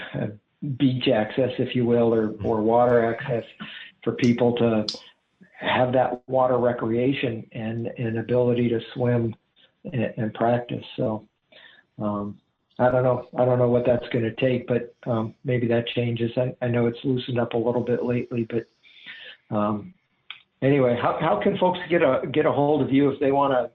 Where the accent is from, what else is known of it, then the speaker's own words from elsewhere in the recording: Wisconsin, United States; now in Charlotte, United States; I grew up in Wisconsin